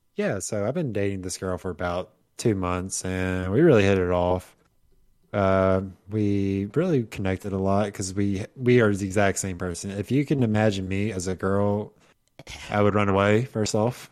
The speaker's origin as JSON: {"language": "English", "region": "Mississippi", "country": "United States", "said": "I'm from Mississippi"}